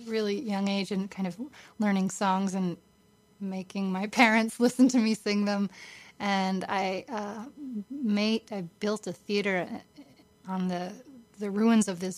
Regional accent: Massachusetts, United States; now in New York, United States; I grew up on a farm in Massachusetts, very close to Providence, Rhode Island

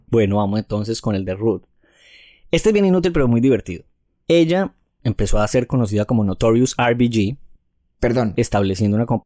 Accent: Brooklyn, New York, United States; ambos somos nacidos y criados en Brooklyn, Nueva York.

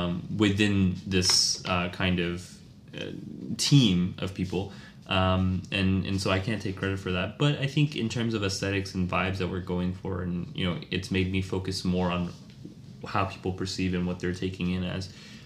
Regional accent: Alabama, United States; also born or lived in New York; now in Delhi, India; You know, I growing up in Alabama, I have, you know, these backgrounds, right?

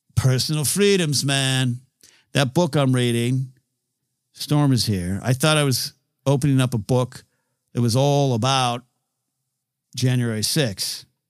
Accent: near Pismo Beach, California, United States; I was raised near Pismo Beach, where you had to wear a hoodie to the beach

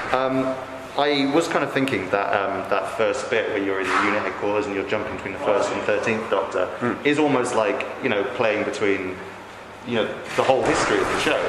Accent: Cardiff, Wales, United Kingdom; I'm from Cardiff

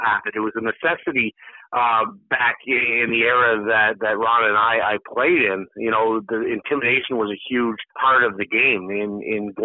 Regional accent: Canada; a Canadian hockey player growing up

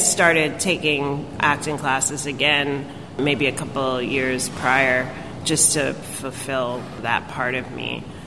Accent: New York City, New York, United States; being a New Yorker and growing up here

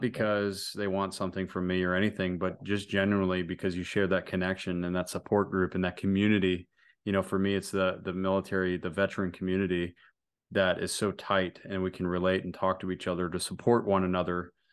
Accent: United States; I'm an American

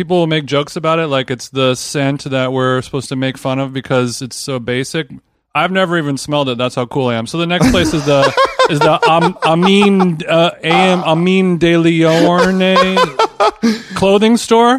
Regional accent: Glendale, California, United States; I'm from Glendale

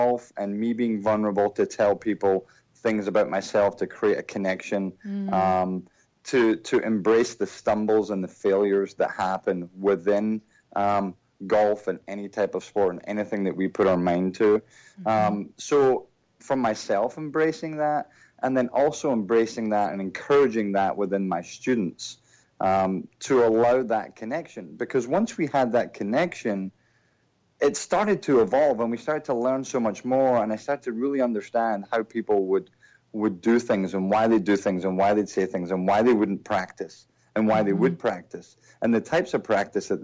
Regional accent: Troon, Scotland, United Kingdom; moved away as an adult; also born or lived in England / Philadelphia; now in United States; I grew up in that little town, played a lot of golf, played a lot of sports

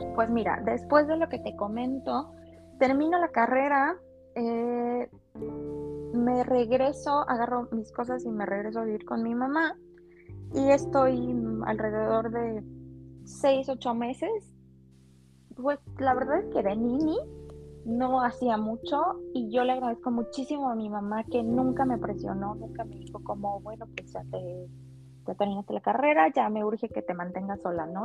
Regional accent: Tula, Mexico; moved away as an adult; also born or lived in Mexico City; vivía en un departamento muy chiquito con dos roomies que, también eran de, Tula

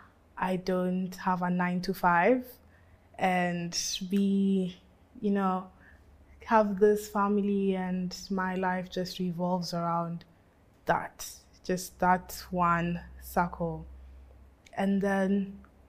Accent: Nairobi, Kenya; I was born in Nairobi, grew up in Nairobi.

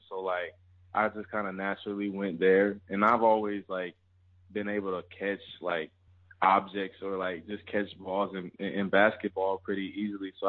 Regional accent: Alabama, United States; also born or lived in Louisiana; Born in Louisiana, raised in Alabama

